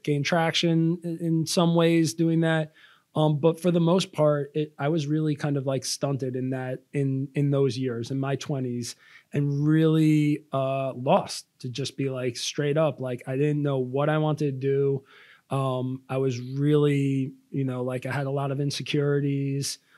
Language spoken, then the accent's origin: English; Long Island, New York, United States; I am from Long Island, New York